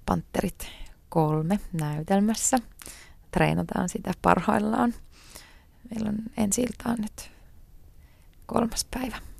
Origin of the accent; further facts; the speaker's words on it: Tuusula, Uusimaa, Finland; also born or lived in New York; Mä oon syntynyt Tuusulassa. Ähm, mä oon asunut siellä koko lapsuuteni.